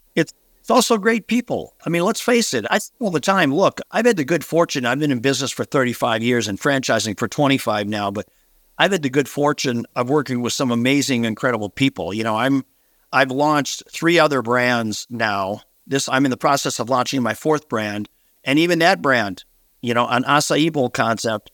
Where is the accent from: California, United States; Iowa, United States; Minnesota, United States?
Minnesota, United States; a relatively small town here in Minnesota, my hometown where I grew up